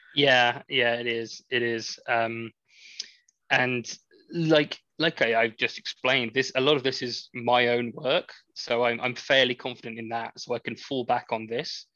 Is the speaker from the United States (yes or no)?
no; England, United Kingdom; I am I am English.